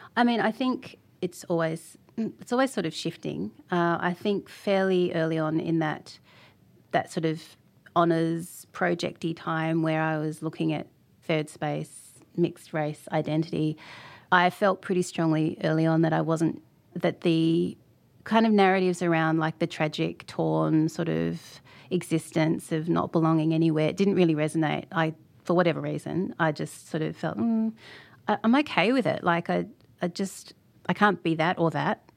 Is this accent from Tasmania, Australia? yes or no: yes; Tasmania, Australia; born or raised there